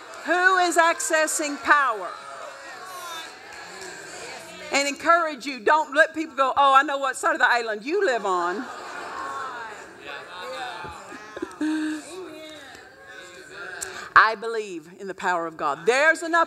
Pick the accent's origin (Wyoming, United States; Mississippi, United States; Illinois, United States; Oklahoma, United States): Oklahoma, United States; I grew up in Oklahoma